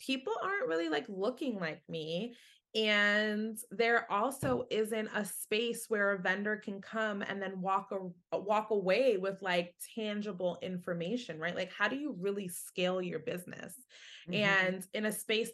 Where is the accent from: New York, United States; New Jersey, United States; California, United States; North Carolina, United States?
New York, United States; New York City; I was born and raised in Hell's Kitchen, lived just 10 blocks from Times Square.